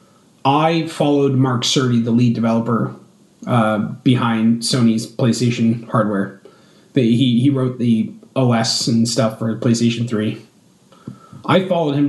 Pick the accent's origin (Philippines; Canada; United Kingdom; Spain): Canada; I'm Canadian